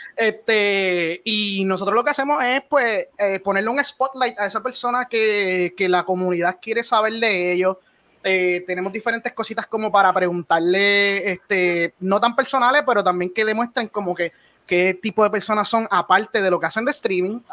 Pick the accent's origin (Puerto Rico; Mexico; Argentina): Puerto Rico; yo soy de Puerto Rico